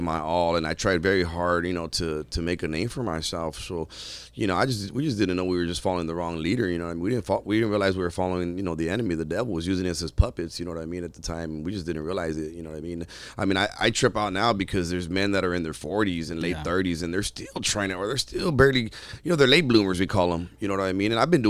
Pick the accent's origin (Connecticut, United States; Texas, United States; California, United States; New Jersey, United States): California, United States; Pico Rivera; And unfortunately, where I grew up at was real poor. You know, I grew up in Pico Rivera, and the apartments that were like kind of, I moved around a lot, but that's kind of where I settled in for a little bit.